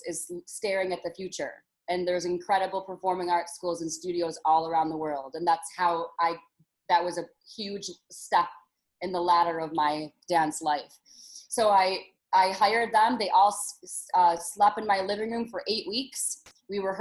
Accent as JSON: {"language": "English", "town": "Detroit", "region": "Michigan", "country": "United States", "tie": "born or raised there", "moved": "yes", "said": "I'm from Detroit, Michigan, where the underground dance scene was hot and heavy when I was younger"}